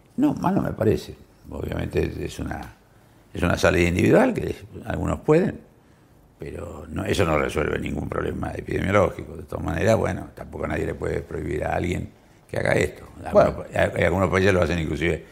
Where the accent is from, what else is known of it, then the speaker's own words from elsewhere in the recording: San Nicolás de los Arroyos, Buenos Aires Province, Argentina; en mi pueblo, en San Nicolás, ciudad muy antigua de la Argentina